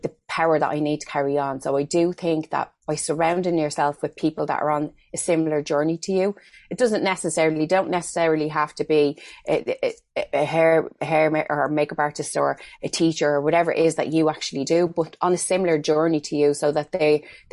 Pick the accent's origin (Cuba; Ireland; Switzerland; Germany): Ireland; as Irish people